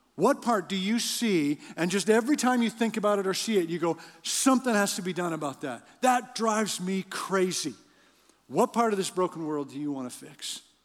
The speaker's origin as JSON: {"language": "English", "country": "Canada", "said": "I'm from Canada"}